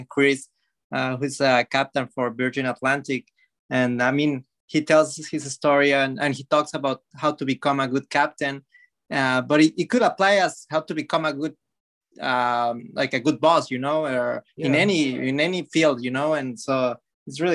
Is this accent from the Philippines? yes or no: no; Mexico; moved away as an adult; also born or lived in Florida; now in United States; I come from Mexico. I did high school there. I lived there for most of my life.